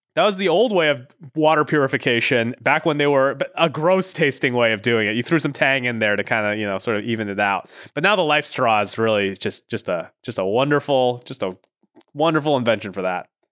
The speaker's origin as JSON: {"language": "English", "region": "Pacific Northwest", "country": "United States", "tie": "born or raised there", "also_born_or_lived": "Los Angeles", "moved": "as an adult", "said": "I grew up in the Pacific Northwest"}